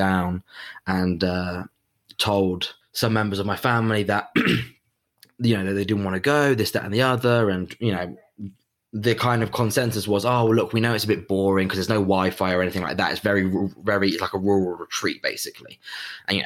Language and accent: English; England, United Kingdom; I'm half Italian, have a very or had at least a very close link to my Italian family, very identified as an Italian, even though I was brought up in England, lived in England